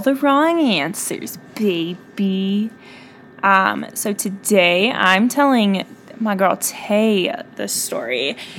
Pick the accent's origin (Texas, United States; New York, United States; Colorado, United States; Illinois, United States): Colorado, United States; Loveland; this is my hometown